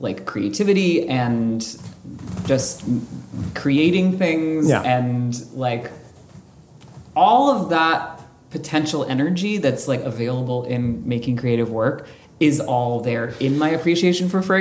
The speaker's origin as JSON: {"language": "English", "town": "Montclair", "region": "New Jersey", "country": "United States", "tie": "born or raised there", "also_born_or_lived": "Philadelphia", "moved": "yes", "said": "I grew up in North Jersey"}